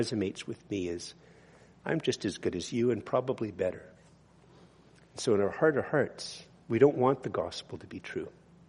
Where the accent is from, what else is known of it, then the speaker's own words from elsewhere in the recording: Montreal, Quebec, Canada; Actually, I'm not from Brudenell. I'm from Montreal, but you get the point.